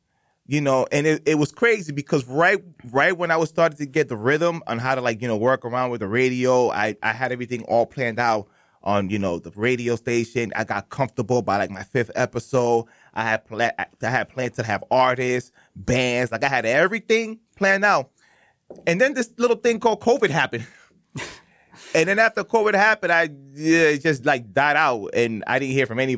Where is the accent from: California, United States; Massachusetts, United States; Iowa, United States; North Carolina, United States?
Massachusetts, United States; Lawrence; now in Boston, United States; I'm originally from Lawrence, Massachusetts, mostly ran by Dominicans, Puerto Ricans. It used to be a 50-50, but now mainly Dominicans. I'm probably like rare Cubans that you see around there.